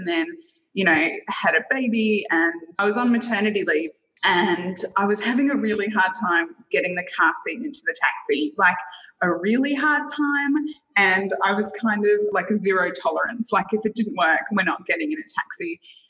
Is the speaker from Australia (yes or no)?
yes; Australia; moved away as an adult; now in Singapore; I'm Australian